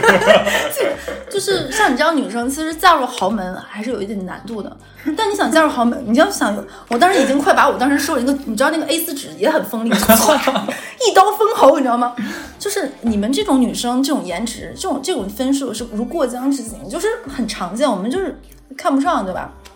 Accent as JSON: {"language": "Chinese", "region": "Jilin", "country": "China", "moved": "yes", "said": "我说我吉林人"}